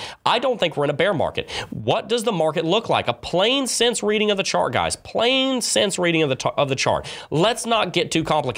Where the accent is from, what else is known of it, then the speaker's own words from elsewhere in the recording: the South, United States; accent: southern; My southern accent comes out sometimes.